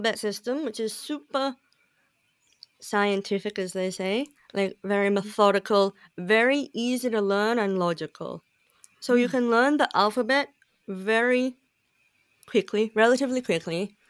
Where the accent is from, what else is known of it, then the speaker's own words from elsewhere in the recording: Hervey Bay, Queensland, Australia; moved away as an adult; also born or lived in Papua New Guinea; now in Korea; I grew up in Hervey Bay, which is near Brisbane, near Fraser Island